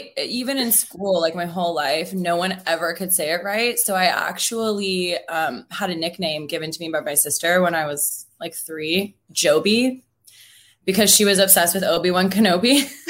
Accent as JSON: {"language": "English", "town": "Seattle", "region": "Washington", "country": "United States", "tie": "born or raised there"}